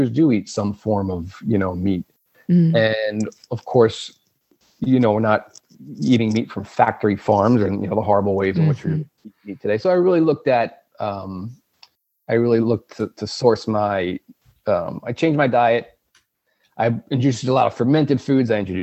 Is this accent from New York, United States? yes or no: yes; Long Island, New York, United States; moved away as an adult; also born or lived in Alaska; now in New England, United States; I grew up on Long Island, on the north shore of Long Island. I've lived in New England for about 15 years now